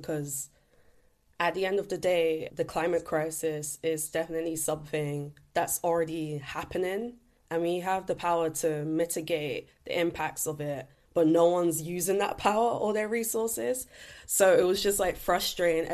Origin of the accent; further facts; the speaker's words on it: London, United Kingdom; Growing up in East London